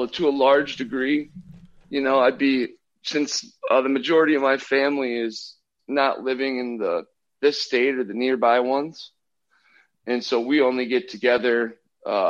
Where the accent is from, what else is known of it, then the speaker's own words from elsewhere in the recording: Minnesota, United States; I'm from Minnesota